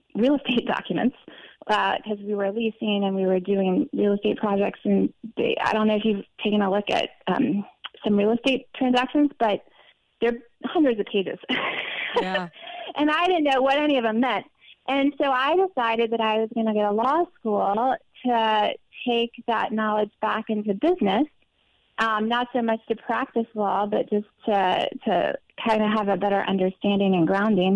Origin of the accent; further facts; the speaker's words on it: Montgomery, Alabama, United States; moved away as an adult; also born or lived in Mons, Belgium / Virginia / Manhattan, New York; when I was about two or three, my family moved to Alabama